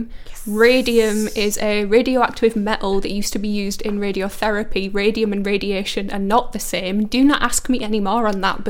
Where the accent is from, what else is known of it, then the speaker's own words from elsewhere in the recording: Cumbria, North West England, United Kingdom; moved away; I'm from Cumbria.